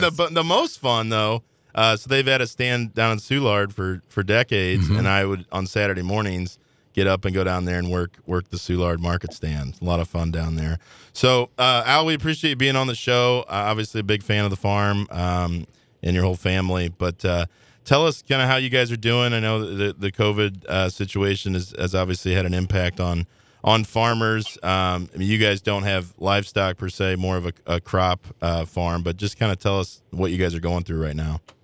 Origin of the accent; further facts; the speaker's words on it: Belleville, Illinois, United States; Growing up in Belleville, farm is in Millstadt